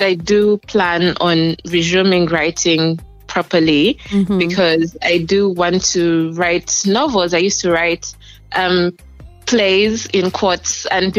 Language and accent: English; Kampala, Central Region, Uganda; also born or lived in Jinja; Yes, I'm Ugandan, and I grew up here as well.